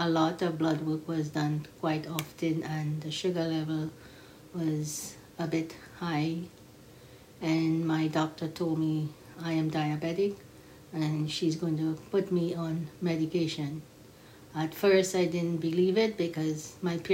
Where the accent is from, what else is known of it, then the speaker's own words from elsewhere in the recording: Trinidad & Tobago; I am a Trinidadian